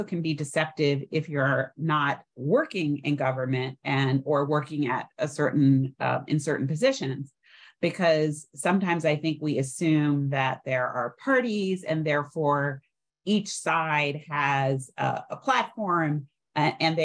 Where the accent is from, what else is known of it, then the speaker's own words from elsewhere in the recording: New York, United States; I'm a New Yorker